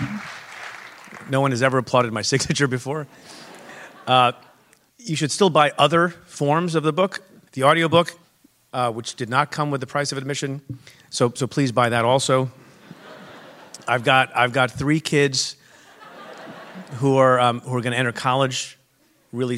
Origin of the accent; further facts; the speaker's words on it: New Jersey, United States; also born or lived in Punjab, India; I grew up in Jersey, and I became the chief federal law enforcement officer in Manhattan